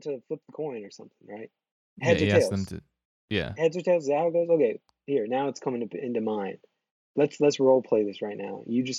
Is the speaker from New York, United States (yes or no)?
yes; New York City, New York, United States; I'm lifelong New Yorker over here.